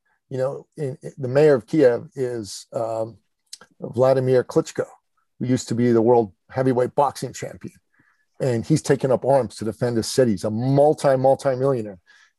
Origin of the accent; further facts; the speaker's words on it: Canada; In my home country of Canada, okay, the prime minister decided that men, good men who were opposed to his political view on mandates, were now terrorists